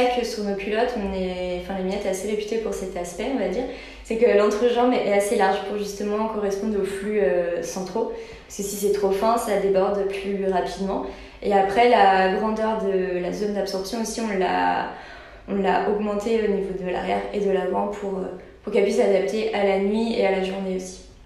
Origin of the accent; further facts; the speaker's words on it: Brittany, France; on est breton